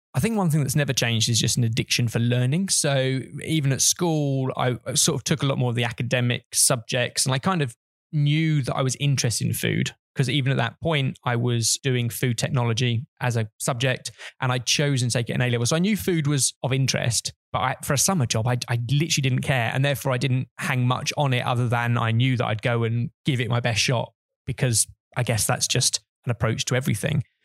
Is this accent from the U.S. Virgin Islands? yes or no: no; Hertfordshire, East of England, United Kingdom; I grew up in Hertfordshire